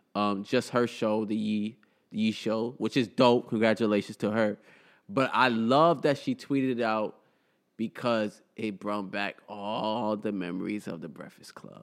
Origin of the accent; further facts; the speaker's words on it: United States; I'm, I'm, was born here. I'm fully American, but my household was cultured as a Somalilander